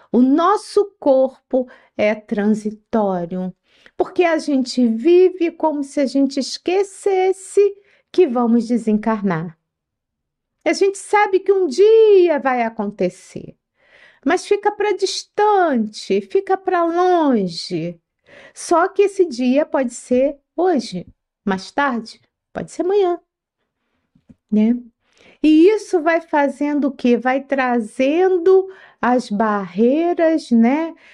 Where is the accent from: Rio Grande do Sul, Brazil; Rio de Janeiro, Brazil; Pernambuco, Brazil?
Rio de Janeiro, Brazil; now in São Paulo, Brazil; Aqui em São Paulo, o dia da feijoada é na quarta-feira. Eu vim do Rio de Janeiro, lá era na sexta-feira